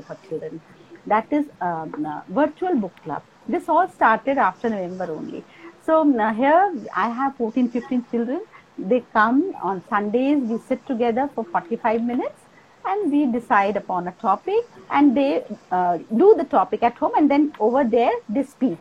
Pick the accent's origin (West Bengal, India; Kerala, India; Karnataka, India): West Bengal, India; Kolkata; moved away; also born or lived in Assam; I was born and brought up in Kolkata